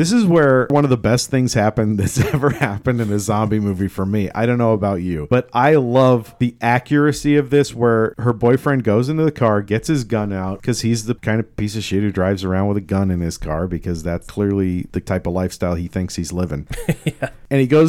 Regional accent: Elk, United States; I grew up in Elk, and, you know, it's all farm boy country out there, and we all have guns lying around.

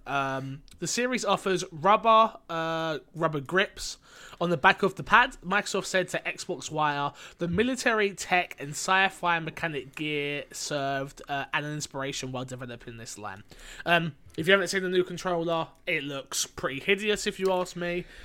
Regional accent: London, United Kingdom; I'm from London

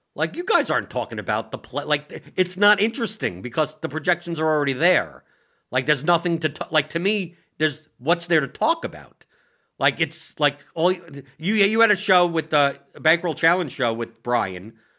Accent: New York, United States; I'm from New York

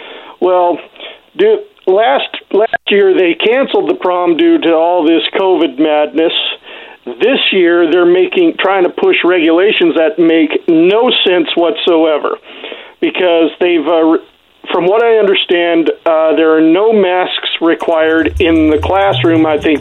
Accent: Horseshoe Bend, Idaho, United States; my hometown of Horseshoe Bend, Idaho

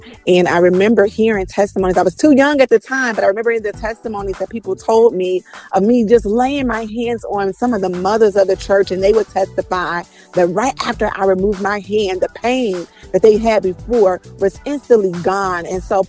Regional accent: Chicago, Illinois, United States; I am born and raised in Chicago. I'm a pastor's kid

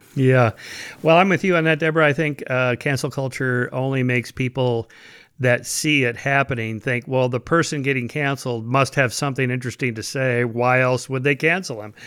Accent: United States; I was born in America in the twentieth century.

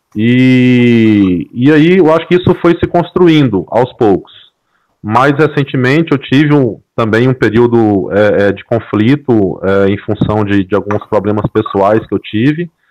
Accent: interior of Mato Grosso, Brazil; eu sou aqui do interior de Mato Grosso

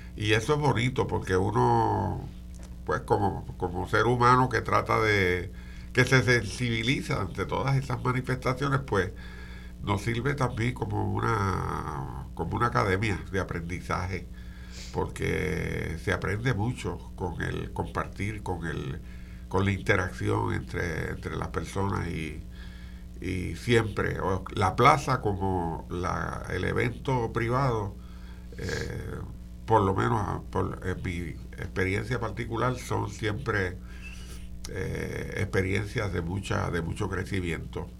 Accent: Morovis, Puerto Rico; yo soy natural de Morovis

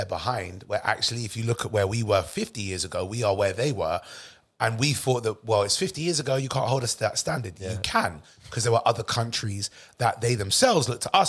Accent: United Kingdom; I love that where I'm born. I love the fact I'm British. I love understanding the culture.

